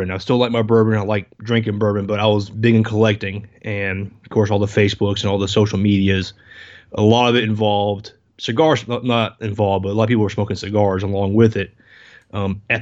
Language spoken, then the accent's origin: English; South Carolina, United States; born there; also born or lived in Denmark; I was born in South Carolina, but I was a military brat the first 10 years of my life. My dad was Air Force, moved around. I actually spent time in Denmark when